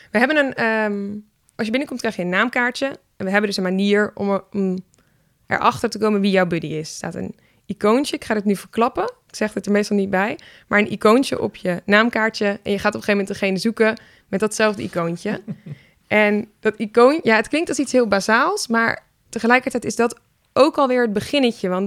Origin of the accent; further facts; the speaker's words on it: Syria; Dutch is a second language; now in Netherlands; ik ben tandarts en ik kom uit Syrië.